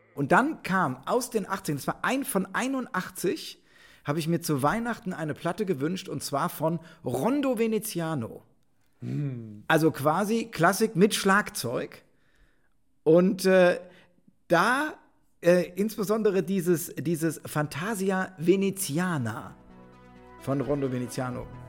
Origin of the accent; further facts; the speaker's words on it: Rhineland, Germany; ich bin Rheinländer